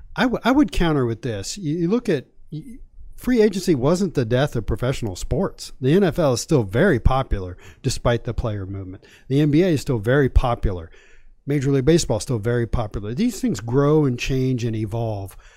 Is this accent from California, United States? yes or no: no; Virginia, United States; I grew up in Virginia.